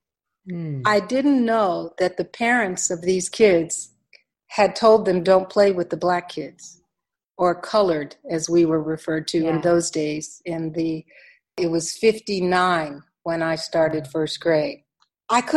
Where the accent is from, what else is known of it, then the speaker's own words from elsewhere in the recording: West Virginia, United States; born in the state of West Virginia. 3% of the people look like me. So there's a regional box that is associated with my home state